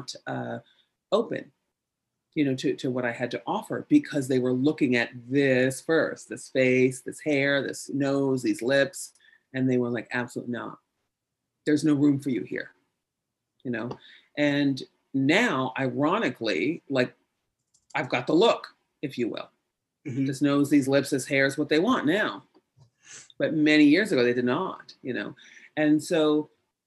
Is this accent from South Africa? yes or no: no; United States; we're American